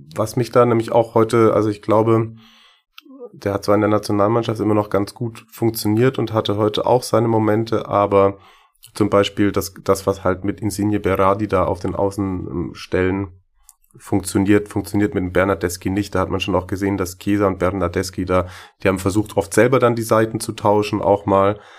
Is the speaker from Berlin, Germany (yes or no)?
no; Schwäbisch Hall, Baden-Württemberg, Germany; accent: Swabian; ich versuche das Schwäbeln in der nächsten halben Stunde ein bisschen zu unterdrücken